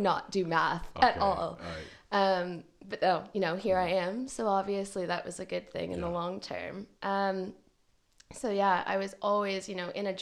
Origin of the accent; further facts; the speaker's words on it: Hamilton, Ontario, Canada; moved away as an adult; also born or lived in Toronto, Canada; now in Aberdeen, United Kingdom; I'm from Hamilton, Ontario, which is about 40 minutes from Toronto.